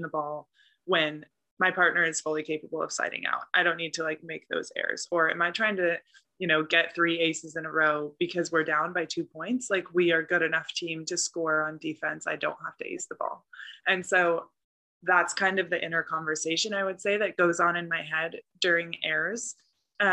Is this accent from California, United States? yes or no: yes; the Bay Area, California, United States; I'm from the Bay